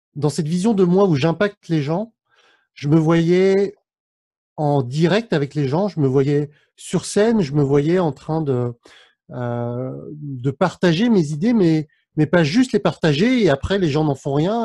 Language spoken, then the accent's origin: French; France; mes parents sont cambodgiens, je suis né en France, mais mes parents sont d'origine cambodgienne